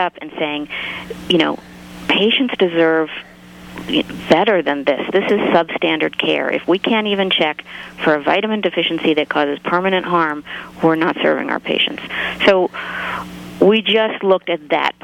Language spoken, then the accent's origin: English; East Coast, United States; I'm from the East Coast